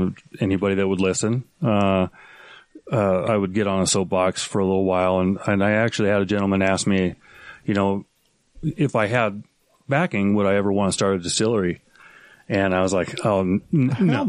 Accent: Spokane, Washington, United States; moved away as an adult; also born or lived in Portland, Oregon / Seattle, Washington; Portland, Oregon, I was born. Moved to Spokane, Washington, which is where I was raised.

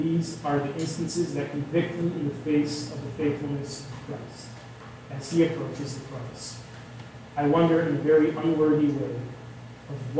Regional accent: outside of Chicago, Illinois, United States; now in Southern California, United States; growing up outside of Chicago and now living in Southern California

